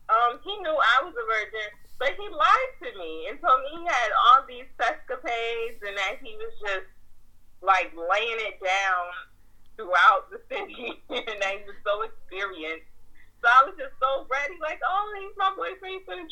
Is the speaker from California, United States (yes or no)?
no; New Jersey, United States; we're from New Jersey.